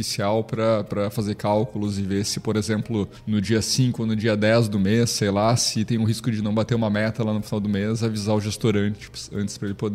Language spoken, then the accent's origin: Portuguese; Carazinho, Rio Grande do Sul, Brazil; now in Santa Catarina, Brazil; Eu, eu fugi do Rio Grande do Sul e disse que não volto mais, né? Diz que agora eu sou catarinense.